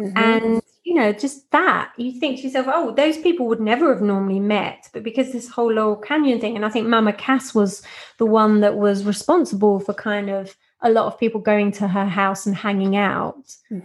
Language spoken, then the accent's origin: English; Norwich, East of England, United Kingdom; now in London, United Kingdom; I was born in London and then we moved to a place called Norwich, which is about 2 hours out because my parents didn't want to bring me up in London